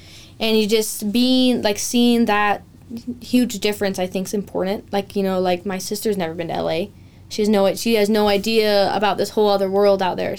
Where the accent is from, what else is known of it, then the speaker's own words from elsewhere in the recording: Pocatello, Idaho, United States; also born or lived in Los Angeles; I'm from Pocatello